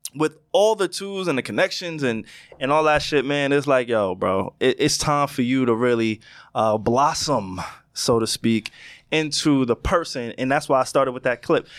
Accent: Long Island, New York, United States; also born or lived in Queens, New York; I moved from Queens to Long Island, right? So I was the new kid

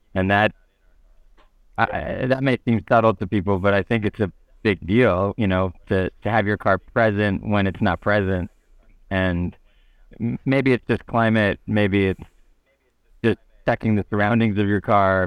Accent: United States; as American

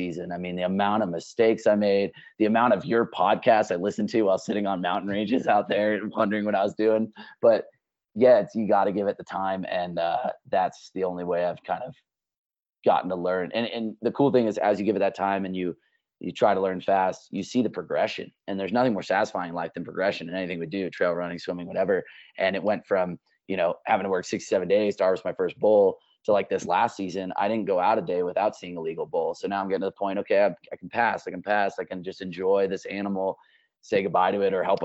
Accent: San Francisco, California, United States; moved away as an adult; I grew up in San Francisco, and for 18 years was, like, surfing and climbing

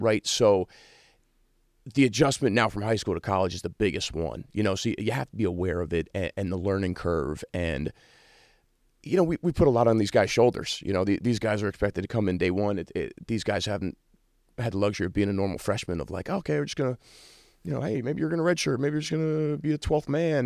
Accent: New York, United States; moved away as an adult; now in South Bend, United States; me growing up in New York

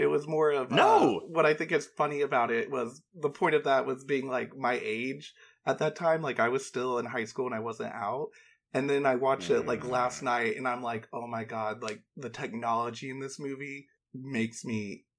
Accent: North Georgia, United States; now in Los Angeles, United States; Oh, I grew up in North Georgia.

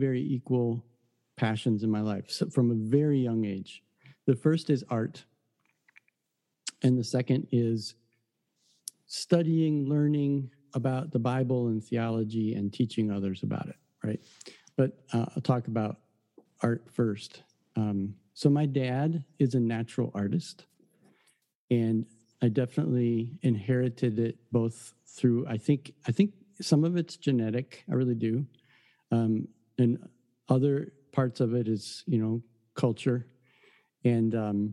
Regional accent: Detroit, Michigan, United States; I grew up in the Detroit area

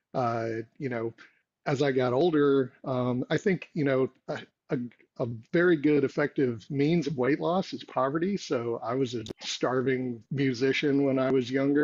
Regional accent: Texas, United States; I grew up in Texas

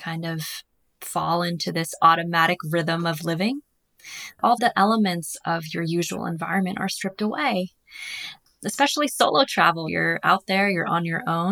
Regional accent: Massachusetts, United States; moved away as an adult; also born or lived in Australia; growing up on the East Coast in Massachusetts

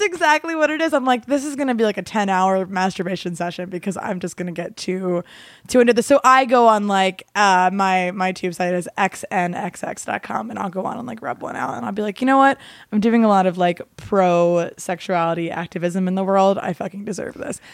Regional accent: Gloucester County, New Jersey, United States; also born or lived in Baltimore, Maryland; I grew up in Jersey

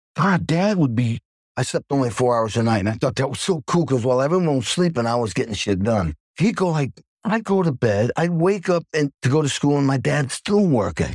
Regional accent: Stockbridge, Massachusetts, United States; I grew up in Stockbridge, Massachusetts

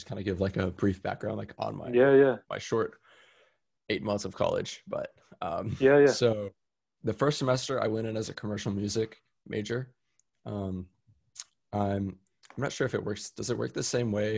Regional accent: Austin, Texas, United States; also born or lived in San Diego, California; Austin's my hometown. It's where I was born and raised

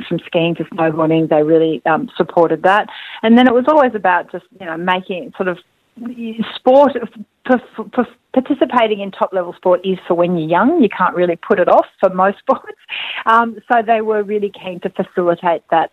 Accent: France; moved away; also born or lived in Austria; growing up in France, I used to do cross-country running

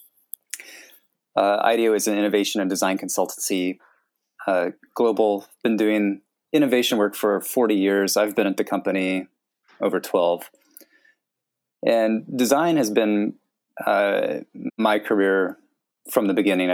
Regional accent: United States; growing up in America, like if you live in a rural area like where I grew up

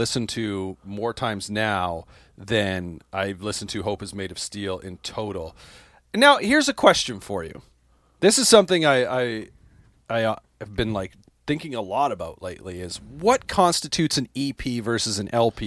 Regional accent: Canada; as a Canadian

